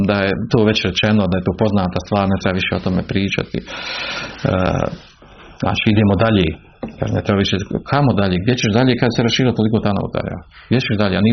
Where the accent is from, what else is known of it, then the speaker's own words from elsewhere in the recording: Bosnia & Herzegovina; kod nas u Bosni, kod Bošnjaka